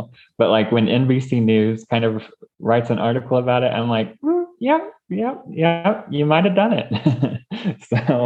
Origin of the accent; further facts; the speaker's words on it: Kentucky, United States; growing up in Kentucky